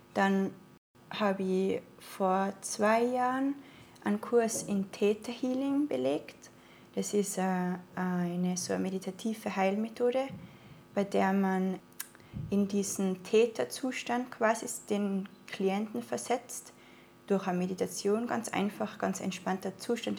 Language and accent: German; Innsbruck, Tyrol, Austria; accent: Austrian dialect; moved away as an adult; now in Portugal; ich komme aus Tirol in Österreich, bin in Innsbruck geboren und ähm, war eigentlich einen Großteil meines Lebens auch dort